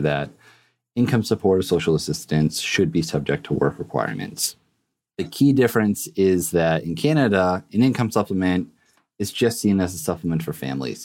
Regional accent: Massachusetts, United States; I was born and raised in Massachusetts

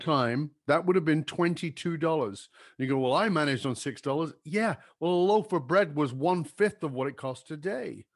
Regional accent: Durban, KwaZulu-Natal, South Africa; moved away; I grew up in Durban

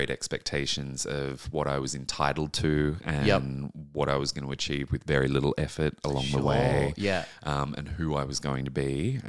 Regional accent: New South Wales, Australia; Central coast of New South Wales.

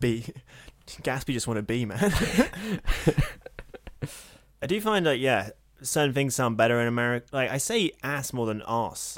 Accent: United States; accent: American; my American accent

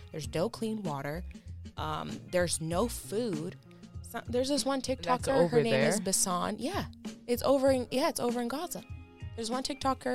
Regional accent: United States; we're here as American citizens

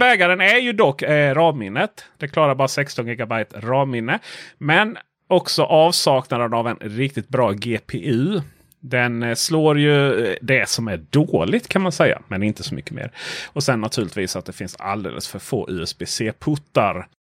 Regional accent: Sweden; vår fördom som svenskar

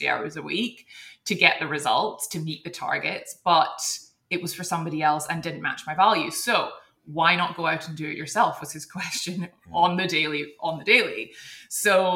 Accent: Edinburgh, Scotland, United Kingdom; moved away as an adult; also born or lived in Hong Kong; which is where we're both from Edinburgh

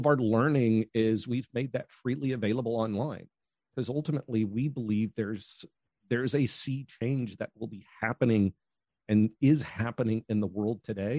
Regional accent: United States; now in Australia; Originally from the United States

